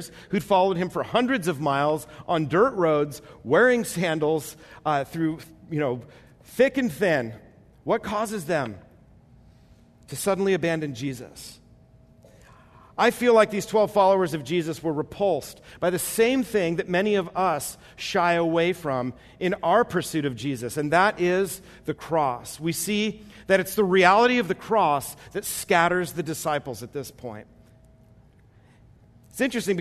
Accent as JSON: {"language": "English", "country": "United States", "said": "as American Christians"}